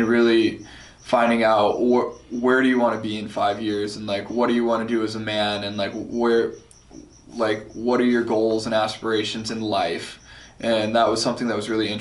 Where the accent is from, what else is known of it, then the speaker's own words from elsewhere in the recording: Redmond, Washington, United States; moved away as an adult; I'm originally from Redmond, Washington